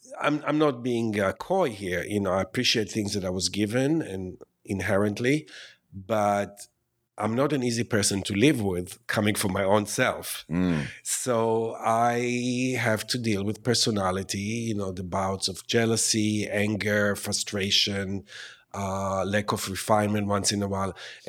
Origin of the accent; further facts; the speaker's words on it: New York, United States; I'm a New Yorker.